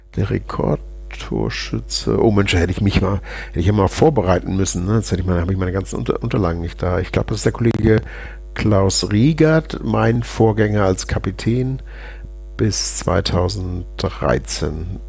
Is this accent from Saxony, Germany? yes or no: no; Hamburg, Germany; bei uns in Hamburg